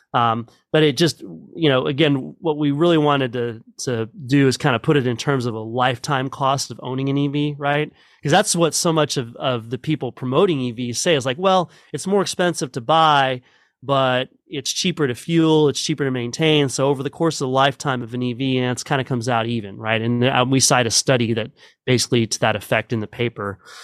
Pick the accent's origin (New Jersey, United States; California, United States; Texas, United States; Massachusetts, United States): Texas, United States; Midland; grew up in Midland